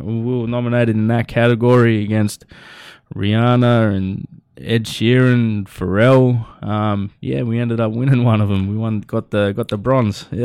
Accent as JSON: {"language": "English", "town": "Nowra", "region": "New South Wales", "country": "Australia", "tie": "born or raised there", "said": "I was born and raised in Nowra, uh, you know, little, little coastal town outside of Sydney"}